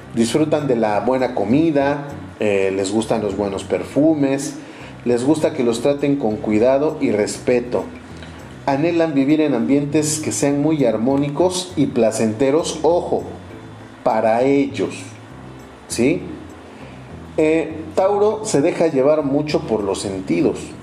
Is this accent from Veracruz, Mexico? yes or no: yes; Orizaba, Veracruz, Mexico; mi ciudad natal y en mi país natal, México. Yo les eh, saludo desde Orizaba, Veracruz